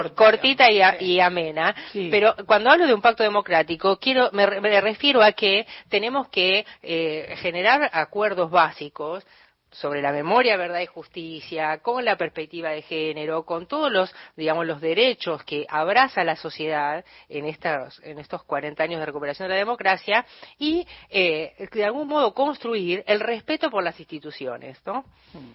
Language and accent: Spanish; Buenos Aires Province, Argentina; now in Buenos Aires, Argentina; yo soy bonaerense